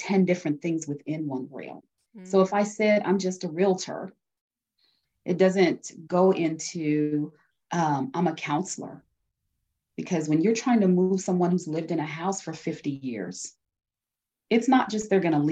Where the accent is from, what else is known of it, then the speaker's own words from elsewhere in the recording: Denver, Colorado, United States; I live in Denver, Colorado. I was born and raised here